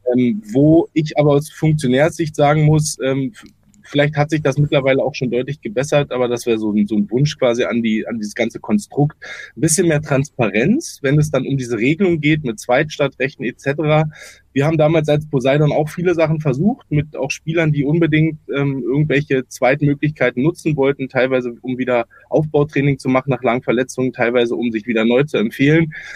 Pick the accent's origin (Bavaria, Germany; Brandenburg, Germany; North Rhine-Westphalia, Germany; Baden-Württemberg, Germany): Brandenburg, Germany; Potsdam; moved away as an adult; also born or lived in Stuttgart; Ich komme ursprünglich aus Potsdam und bin da wasserballerisch ja groß geworden